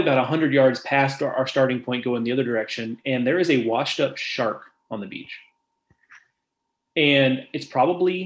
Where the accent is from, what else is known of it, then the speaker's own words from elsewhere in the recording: Gulf Coast, United States; moved away; I grew up on the Gulf Coast